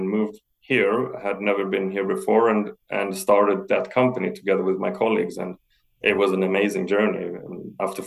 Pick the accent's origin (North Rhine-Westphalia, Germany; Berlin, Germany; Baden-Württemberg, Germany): Baden-Württemberg, Germany; Heidelberg; moved away as an adult; also born or lived in Italy; now in Sweden; I grew up in South Germany, in Heidelberg